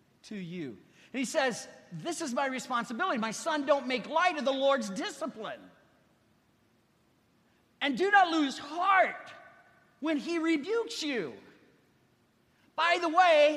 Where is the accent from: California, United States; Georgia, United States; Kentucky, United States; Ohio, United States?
Ohio, United States; moved away; I was raised in Ohio